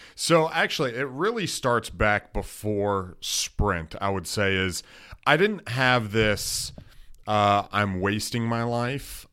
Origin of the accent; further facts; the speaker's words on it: Wasilla, Alaska, United States; moved away as an adult; now in Dallas, United States; I'm from Wasilla, Alaska